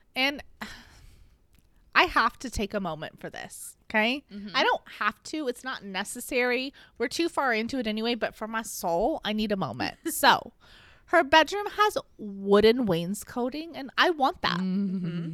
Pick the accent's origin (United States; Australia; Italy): United States; I'm an American pig